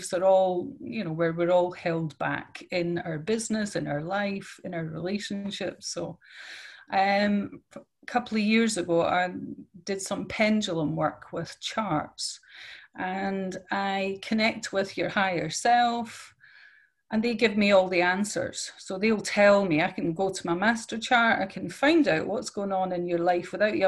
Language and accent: English; Scotland, United Kingdom; now in Netherlands; I'm from Scotland, but I live in Holland